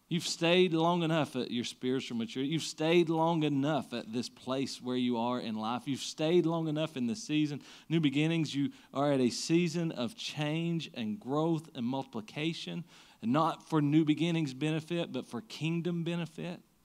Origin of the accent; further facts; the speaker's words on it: Siegersville, Kentucky, United States; I grew up in Siegersville.